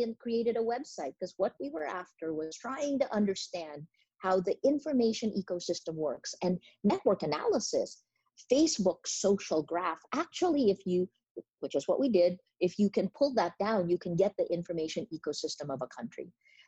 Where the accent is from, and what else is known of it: New Jersey, United States; born or raised there; now in Philippines